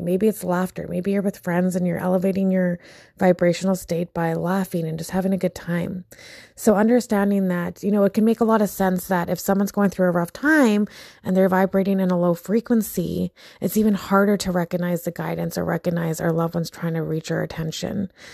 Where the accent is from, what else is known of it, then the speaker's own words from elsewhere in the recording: Philippines; I'm Filipino